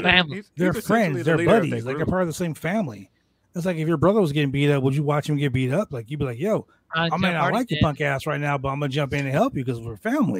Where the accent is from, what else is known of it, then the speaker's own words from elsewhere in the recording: Canada; I'm Canadian